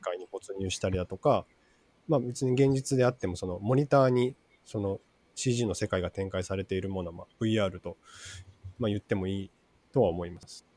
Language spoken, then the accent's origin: Japanese; Matsuyama, Ehime, Japan; moved away as an adult; also born or lived in Kobe; 出身は、 えっと、愛媛県ですね。愛媛県松山市生まれ